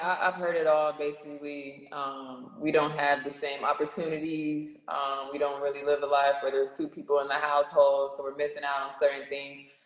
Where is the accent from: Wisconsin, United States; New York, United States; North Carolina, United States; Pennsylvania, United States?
North Carolina, United States; Charlotte; I am from Charlotte